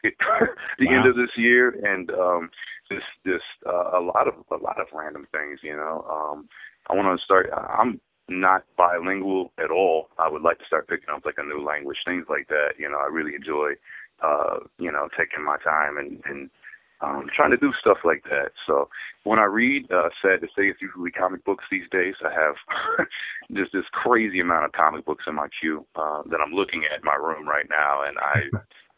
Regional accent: Charlotte, North Carolina, United States; also born or lived in Kentucky / Outer Banks, North Carolina; it is where I grew up. I kind of bounced all over different sides of North Carolina when I was a little younger. I was actually born in Kentucky, but my parents lived there about 6 months

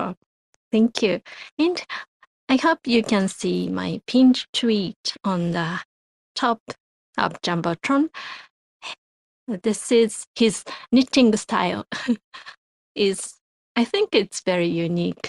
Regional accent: Japan; from Japan

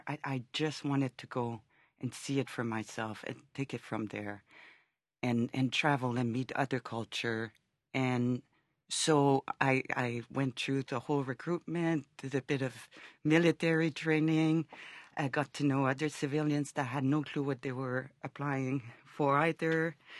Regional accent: Canada; And being Canadian, I never understood how people could go those extremes.

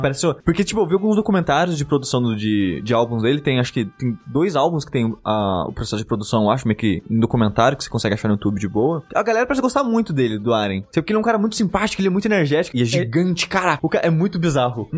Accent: Brazil; minha cidade natal, que é Luiz

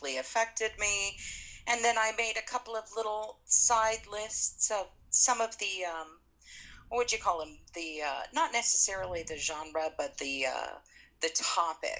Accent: Utah, United States; Where I grew up in Utah

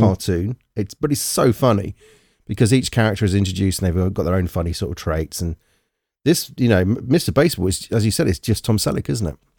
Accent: United Kingdom

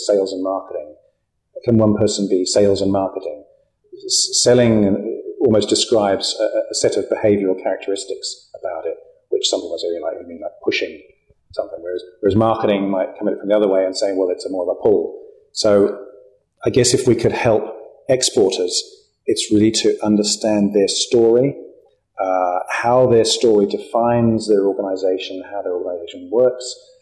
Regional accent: New Zealand; we're from New Zealand

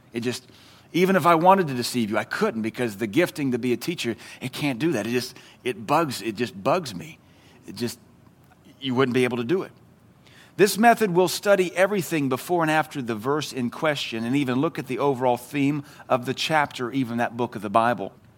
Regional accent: the South, United States; in the South, we call it agape, but it's pronounced agape

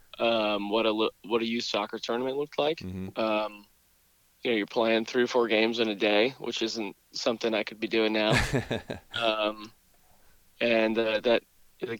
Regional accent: Winston-Salem, North Carolina, United States; moved away as an adult; also born or lived in Stanford University, California; I'm born and raised in Winston.

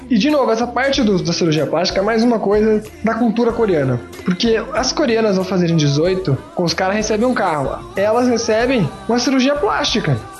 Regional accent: Brazil; como brasileiro

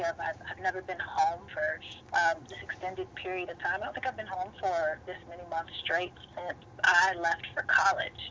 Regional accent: Atlanta, Georgia, United States; my hometown

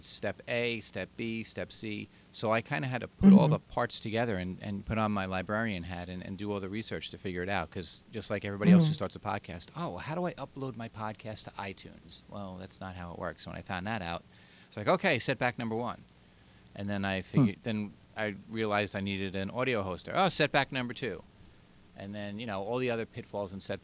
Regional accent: Long Island, New York, United States; accent: Long Island; my Long Island nice accent

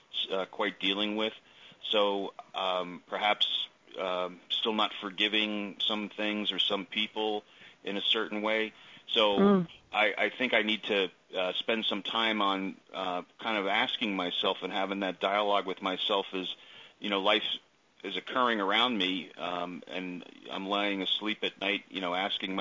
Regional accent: East Coast, the New York area, United States; I grew up on the East Coast in the New York area

